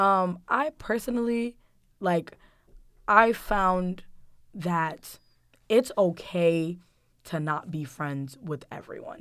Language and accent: English; Guinea; moved away; my home country, Guinea